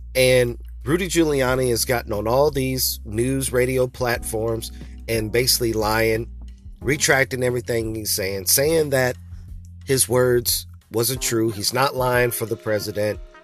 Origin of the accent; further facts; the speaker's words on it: Crystal City, Missouri, United States; I'm an American rapper, songwriter, actor, entrepreneur, recording artist, and performer from Crystal City, Missouri